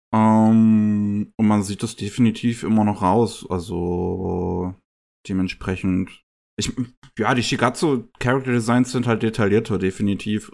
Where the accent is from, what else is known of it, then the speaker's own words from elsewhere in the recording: Germany; bei uns in Deutschland